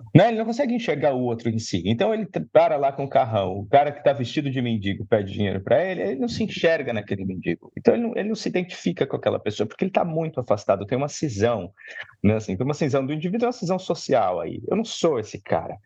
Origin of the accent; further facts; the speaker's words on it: São Paulo, Brazil; estudar na escola pública da periferia. Né? Escola pública na Zona Leste